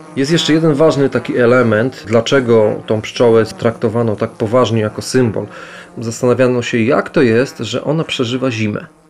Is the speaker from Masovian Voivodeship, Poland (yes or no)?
no; Lublin, Lublin Voivodeship, Poland; wywodzę się ze środowiska wiejskiego, bo urodziłem się tuż pod Lublinem, to jest dzisiaj już część Lublina